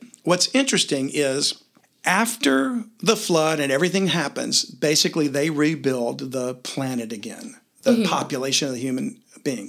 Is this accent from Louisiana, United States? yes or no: yes; Louisiana, United States; I'm from Louisiana